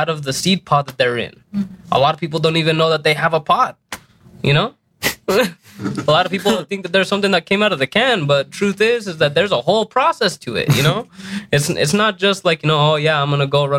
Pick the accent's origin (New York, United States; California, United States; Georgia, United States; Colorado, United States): Colorado, United States; Denver; also born or lived in New Mexico; being a young kid here in Denver, I grew up